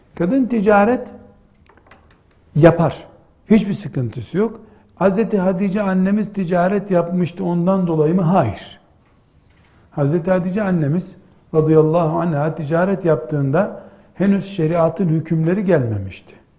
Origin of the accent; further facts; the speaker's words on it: Black Sea Region, Turkey; bizim yine Karadeniz deyimiyle